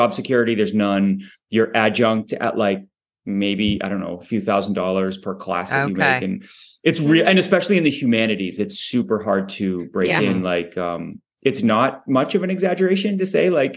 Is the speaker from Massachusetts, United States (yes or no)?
yes; Boston, Massachusetts, United States; am from Boston and I grew up in Boston